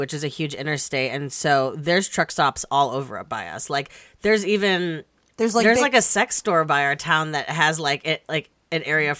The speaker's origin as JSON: {"language": "English", "town": "Ottawa", "region": "Illinois", "country": "United States", "said": "we're from Ottawa, Illinois. That is very close to LaSalle and Peru, Illinois, which is like the only close town by us that has like a Target, a mall, a movie theater"}